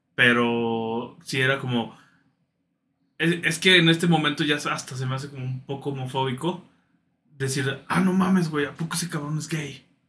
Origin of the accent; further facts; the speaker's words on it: Mexico; crecer en un, en una casa que, pues, como muchos mexicanos, güey, que son católicos conservadores